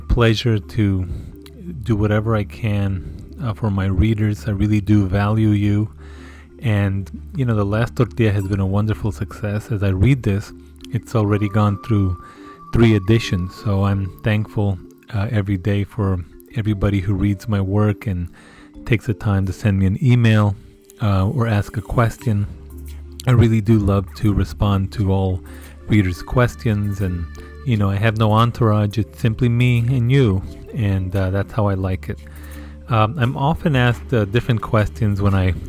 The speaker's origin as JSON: {"language": "English", "town": "Isleta", "region": "New Mexico", "country": "United States", "tie": "born or raised there", "said": "the neighborhood that I grew up in Isleta"}